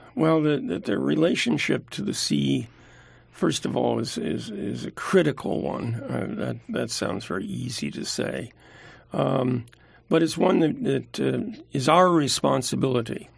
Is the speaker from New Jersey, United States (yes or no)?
yes; New Jersey, United States; now in California, United States; I'm a Jersey boy